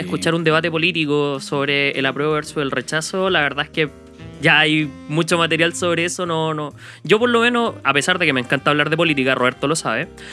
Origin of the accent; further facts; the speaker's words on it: Chile; accent: Chilean; nuestro acento y nuestras palabras extrañas de chileno